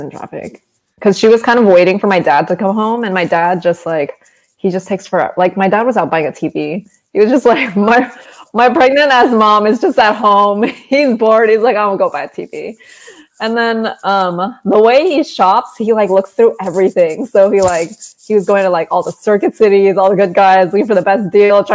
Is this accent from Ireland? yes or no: no; South San Francisco, California, United States; I grew up in South San Francisco